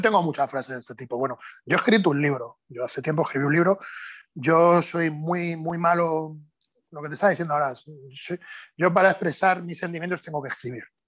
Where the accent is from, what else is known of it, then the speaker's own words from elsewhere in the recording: Spain; soy el único español que ha competido en cuatro categorías de pesos